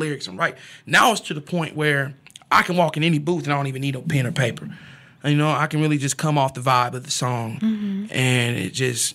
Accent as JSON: {"language": "English", "town": "Topeka", "region": "Kansas", "country": "United States", "tie": "born or raised there", "said": "growing in Topeka for me was hard. I mean, because I grew up from the central Topeka, you know, right there on 13th and Tyler"}